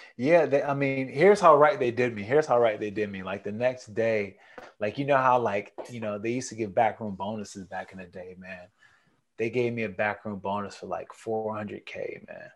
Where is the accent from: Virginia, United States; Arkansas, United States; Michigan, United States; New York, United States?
New York, United States; Niagara Falls; moved away; I'm a Niagara Falls boy, man. I'm from Niagara Falls, New York